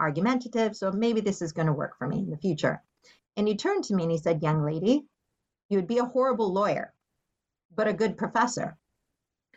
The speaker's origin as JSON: {"language": "English", "town": "Seattle", "region": "Washington", "country": "United States", "tie": "born or raised there", "said": "I was born and raised in Seattle, Washington"}